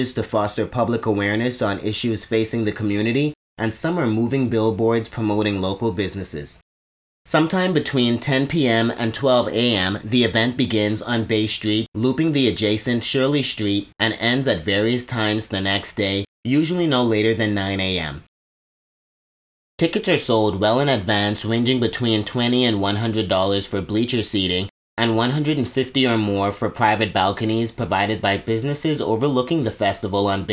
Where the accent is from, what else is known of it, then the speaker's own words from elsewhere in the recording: Bahamas; As a child growing up in the Bahamas, I have fond memories of Junkanoo with my family on Boxing Day